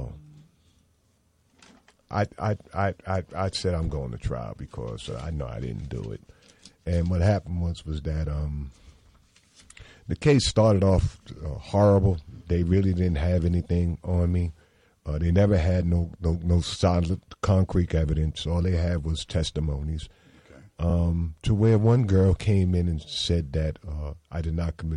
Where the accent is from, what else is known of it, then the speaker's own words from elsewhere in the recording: New York City, New York, United States; I was born in Brooklyn, New York, Coney Island Hospital